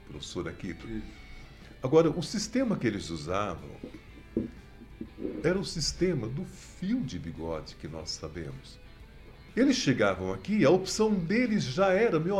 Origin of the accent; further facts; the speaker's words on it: Brazil; como ser humano, como brasileiro preocupado.